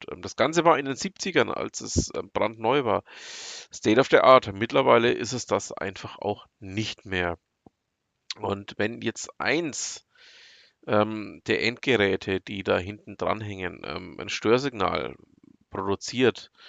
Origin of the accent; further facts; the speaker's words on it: Bavaria, Germany; komme ich aus dem Herzen von Franken, also aus der Nähe von Nürnberg, aber eben auch nicht nur aus der Nähe von Nürnberg, aus dem Landkreis Fürth genauer gesagt.